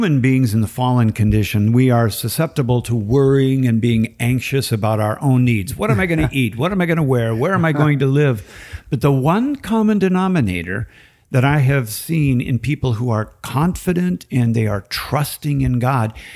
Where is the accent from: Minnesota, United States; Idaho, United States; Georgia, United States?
Minnesota, United States; Minneapolis; I'm from Minneapolis